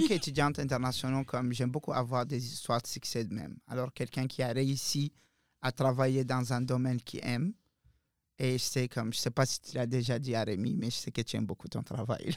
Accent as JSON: {"language": "French", "country": "Mauritania", "moved": "yes", "lives_now": "Moncton, Canada", "said": "je viens clairement du désert de la Mauritanie"}